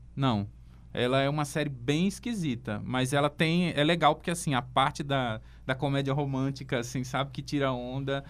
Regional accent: England, United Kingdom; now in Brazil; eu sou inglês

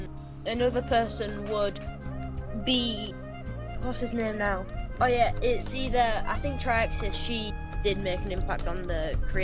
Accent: United Kingdom; I'm a British kid.

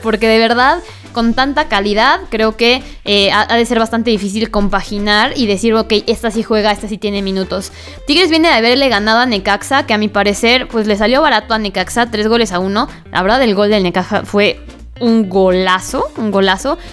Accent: Puebla, Mexico; soy poblana

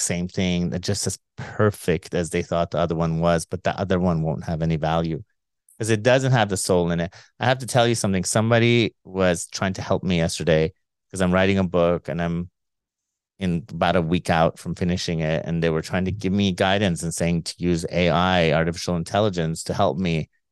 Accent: Iran; we're both from Iran

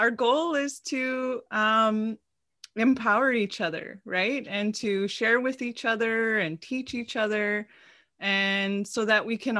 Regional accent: Wiikwemkoong, Ontario, Canada; I'm an Ojibwe Odawa Potawatomi woman from Wikwem Kung Unceded Territory.

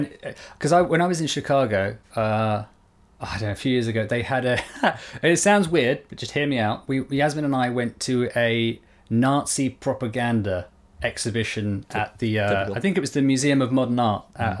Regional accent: South Africa; I don't care. I'm South African.

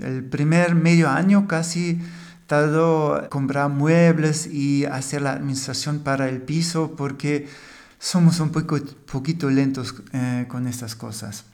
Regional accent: Germany; Spanish is a second language; el alemán del podcast

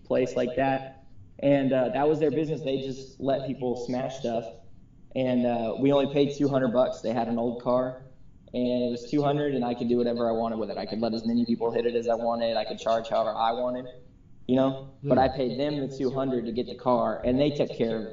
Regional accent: Houston, Texas, United States; I grew up in Houston where there's wonderful Mexican food all the time

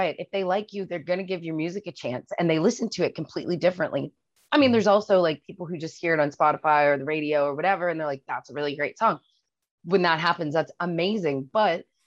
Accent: Haynesville, New Brunswick, Canada; also born or lived in Calgary / Toronto; So I grew up just outside of Fredericton in a mm-hmm. place called Crab Mountain.

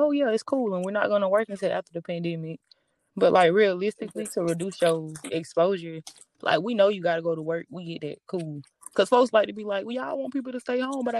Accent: the South, United States; accent: Southern

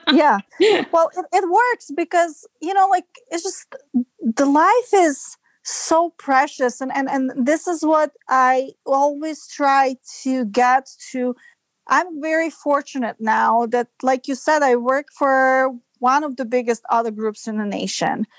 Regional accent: Serbia; moved away as an adult; now in United States; I'm from Serbia and I moved to United States in 2005

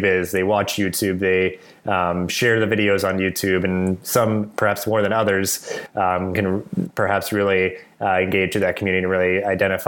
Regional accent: Delaware, United States; also born or lived in New Jersey; now in Bangor, Maine, United States; I grew up in Delaware

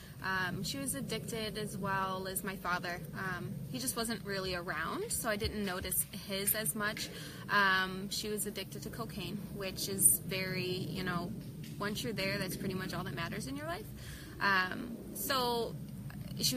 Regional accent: Joliet, Illinois, United States; also born or lived in Coal City, Illinois; I am from Joliet, Illinois

